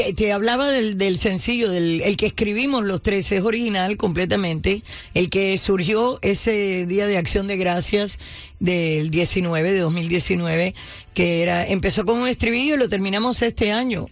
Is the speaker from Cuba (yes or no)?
yes; Cuba; first language Spanish; now in United States; yo tengo el cerebro quizás americano y el corazón cubano, porque mi primer idioma fue español